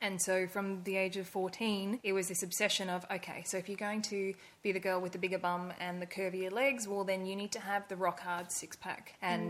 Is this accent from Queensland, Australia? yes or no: yes; Brisbane, Queensland, Australia; also born or lived in Indonesia; now in Gold Coast, Australia; So I am originally from Brisbane, but in the late 90s, my family moved overseas and I spent my adolescence living in Indonesia